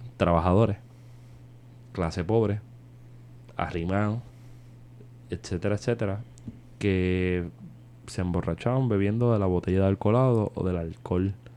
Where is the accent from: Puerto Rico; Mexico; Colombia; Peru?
Puerto Rico; en Puerto Rico se consume mucho alcohol